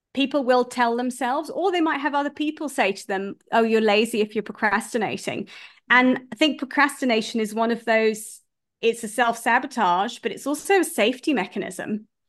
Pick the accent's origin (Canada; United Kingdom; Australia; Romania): United Kingdom; now in South Africa; I'm a British person, but I live in South Africa.